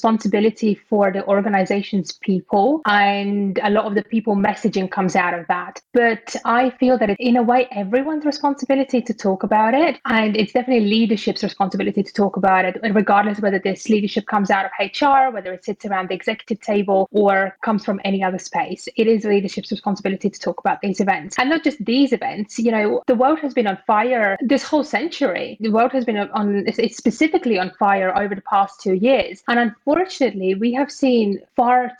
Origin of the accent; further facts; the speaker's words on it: Latvia; also born or lived in United Kingdom; now in South America; I'm originally from Latvia. I have spent over a decade in the UK, working there, living there, studying there, building my career out there. And currently I live in South America